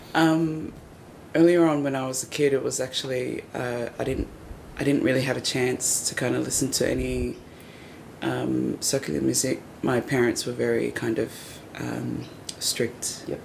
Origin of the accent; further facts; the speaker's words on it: Wollongong, New South Wales, Australia; now in Sydney, Australia; growing up in Wollongong